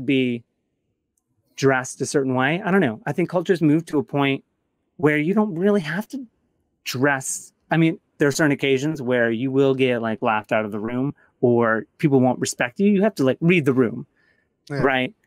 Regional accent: Grand Rapids, Michigan, United States; moved away; also born or lived in Atlanta; I grew up in Grand Rapids, Michigan

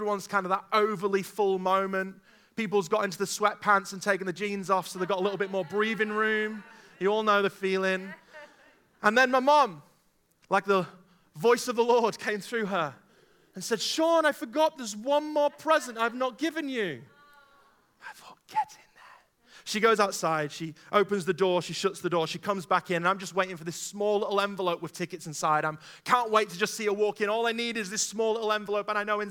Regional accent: Stoke-on-Trent, West Midlands, United Kingdom; born there; I'm a big Stoke City Football Club fan. I was born in Stoke-on-Trent, hence why I support them.

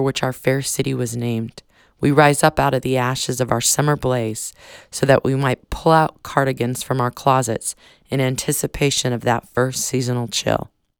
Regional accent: Phoenix, Arizona, United States; I reside in the always sunny Sonoran Desert in the Phoenix metro area, so I learned young that summertime is a thing to be dreaded, a time for sunburns and heat stroke and sizzling feet bottoms on asphalt.

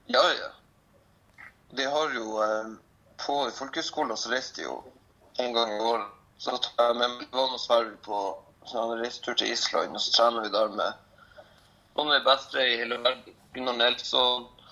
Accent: Lofoten, Nordland, Norway; moved away as an adult; now in Trondheim, Norway; Jeg er nå fra Lofoten. Flytta til Trondheim for fem år siden for å gå på folkehøyskole

